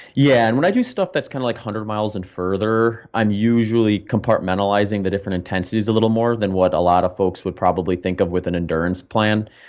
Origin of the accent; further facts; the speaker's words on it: Wisconsin, United States; moved away as an adult; also born or lived in Phoenix; now in Austin, United States; I grew up in the Midwest. I spent a couple decades in, in Wisconsin